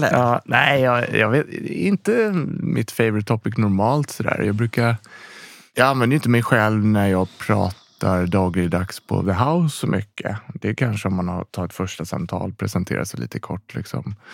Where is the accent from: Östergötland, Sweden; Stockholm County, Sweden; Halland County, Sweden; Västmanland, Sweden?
Stockholm County, Sweden; Rotebro; born there; Jag är född i Rotebro. Bott lite runt om i Sverige. Eh, I olika platser, olika delar i Stockholm, olika delar i, i Sverige faktiskt lite grann också.